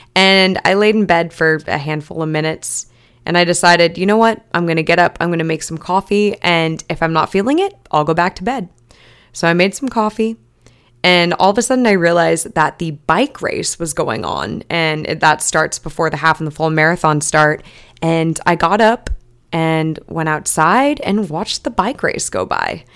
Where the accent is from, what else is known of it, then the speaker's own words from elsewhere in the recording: Long Beach, California, United States; this is my hometown race